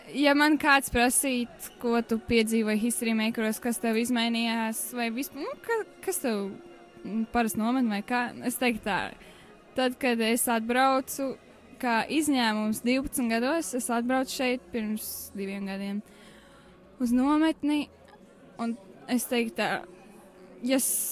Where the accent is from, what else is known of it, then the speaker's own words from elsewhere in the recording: Liepāja, Kurzeme, Latvia; es esmu no Liepājas